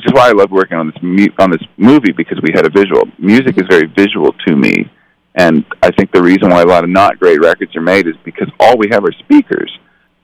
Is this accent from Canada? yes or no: yes; Canada; moved away as an adult; now in Los Angeles, United States; I grew up in Canada, but when I moved here at the age of 21